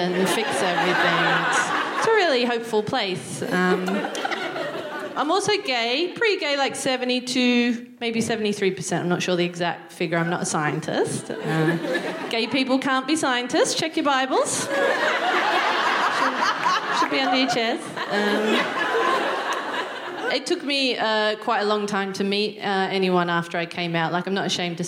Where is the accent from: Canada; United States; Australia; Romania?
Australia; Newcastle, New South Wales; moved away as an adult; now in United Kingdom; I'm from Newcastle, which is just north of Sydney